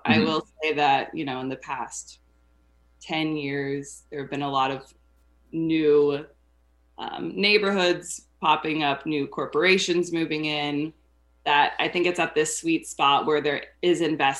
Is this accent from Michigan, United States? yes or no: no; San Antonio, Texas, United States; For me, the experience of growing up in Texas and specifically San Antonio was always that it was kind of a boring place